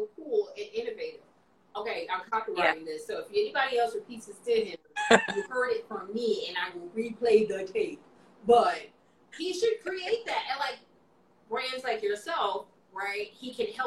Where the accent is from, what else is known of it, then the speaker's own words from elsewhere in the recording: Chicago, Illinois, United States; now in Washington, D.C., United States; I'm originally from Chicago, so I got some people there too